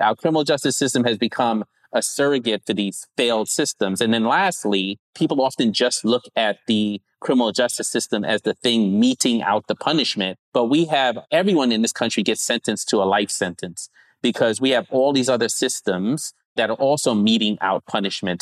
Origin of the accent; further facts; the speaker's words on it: New York, United States; also born or lived in Grenada / Savannah, Georgia; I was born in Brooklyn, Brooklyn, New York, and then spent the first nine years or so in the Caribbean, small island called Grenada